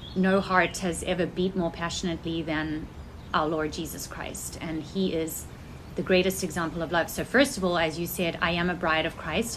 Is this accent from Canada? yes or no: no; South Africa; moved away as an adult; now in United States; I was born in South Africa and I lived there till I was 19 years old. And then I came to the United States